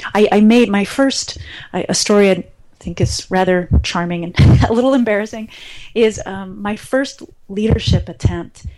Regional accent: Cleveland, Ohio, United States; I grew up in Cleveland, Ohio, and I had my family

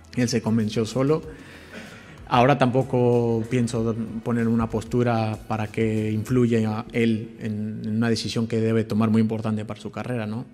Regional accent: Mexico; como mexicano

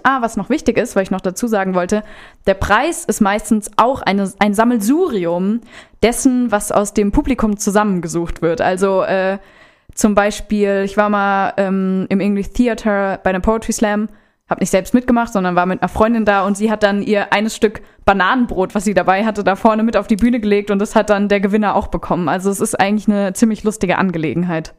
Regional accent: Rodenbach, Hesse, Germany; moved away as an adult; now in Offenbach, Germany; Ich komme ursprünglich aus Rodenbach, das ist hier ja sogar ganz in der Nähe von Lieblos, wohne aber mittlerweile in Offenbach in der WG.

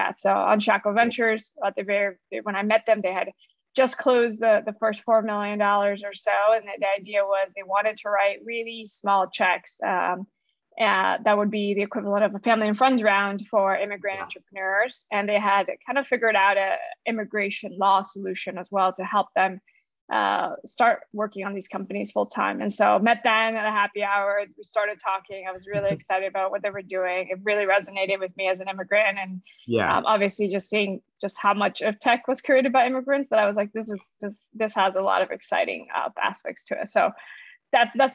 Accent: Orlando, Florida, United States; also born or lived in Colombia / Berkeley, California; now in San Francisco, United States; I came to the U.S. when I was 7 years old, moved to Orlando, Florida, is where I really grew up all the way to high school

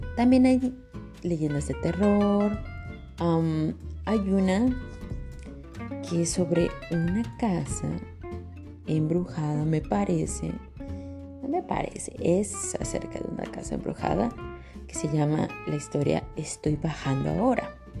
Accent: Mexico; now in Canada; soy aquí una mexicana

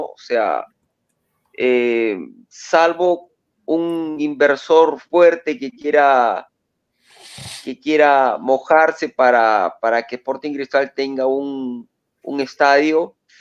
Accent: Sullana, Piura, Peru; yo que soy de Suyana

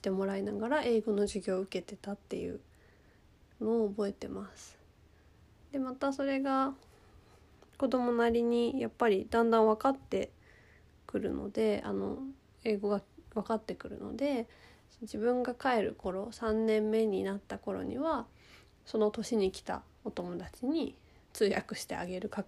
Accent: Egypt; first language ja; 自分は言おうと思えばエジプト育ちの帰国子女ですって言えるんですけどほとんど帰国子女と名乗ったことはなく

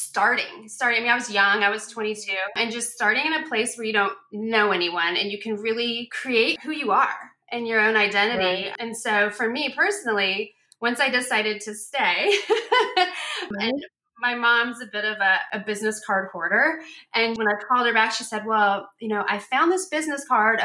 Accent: Seattle, Washington, United States; moved away as an adult; also born or lived in Rhode Island; I'm originally from Seattle. I was born and raised there. Left when I was 22 with just some clothes in the car to go to Rhode Island.

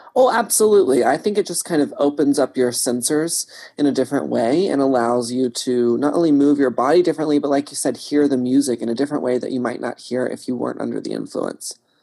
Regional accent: Texas, United States; I grew up in Texas

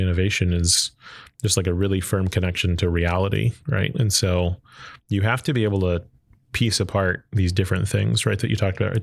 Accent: Arlington, Texas, United States; I grew up in Texas, uh, grew up in Arlington

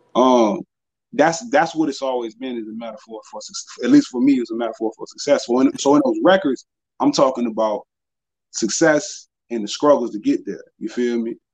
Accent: Danville, Virginia, United States; I'm from Danville

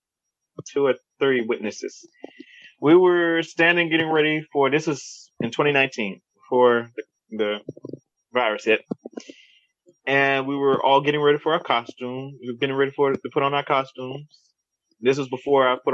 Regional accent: Baton Rouge, Louisiana, United States; I was born and raised here in Baton Rouge, Louisiana.

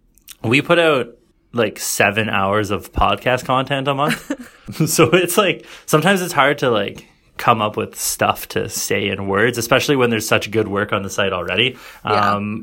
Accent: Canada; I'm Canadian.

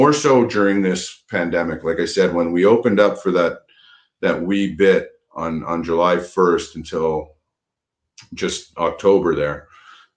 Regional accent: Montreal, Quebec, Canada; I grew up in Montreal, and I was a Habs fan my whole life

